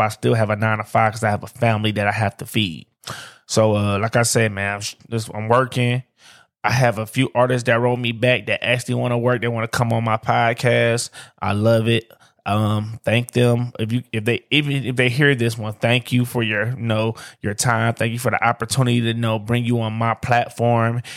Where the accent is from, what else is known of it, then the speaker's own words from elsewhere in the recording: Detroit, Michigan, United States; I'm from Detroit.